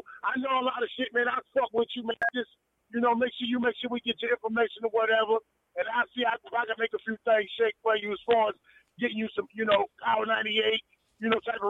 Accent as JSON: {"language": "English", "country": "United States", "also_born_or_lived": "DMV (Washington D.C. area)", "moved": "yes", "lives_now": "Washington D.C. area, United States", "said": "I'm a Carolina boy, been in the DMV over 20 years. So, I'm right down 210, baby."}